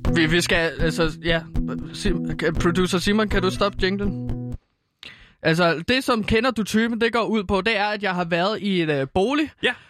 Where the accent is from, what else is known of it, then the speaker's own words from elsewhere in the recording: Herlev, Capital Region of Denmark, Denmark; ude i Herlev, øh, hvor jeg er fra